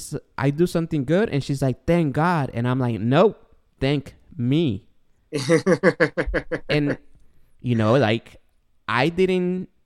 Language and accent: English; Guatemala